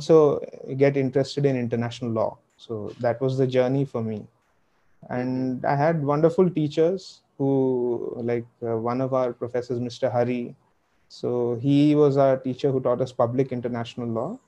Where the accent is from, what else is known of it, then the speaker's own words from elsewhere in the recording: Hyderabad, Telangana, India; now in New Delhi, India; I'm from Hyderabad.